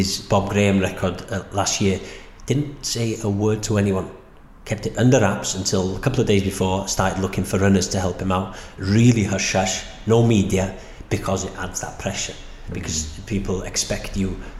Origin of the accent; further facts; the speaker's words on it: Snowdonia, Wales, United Kingdom; Growing up in Snowdonia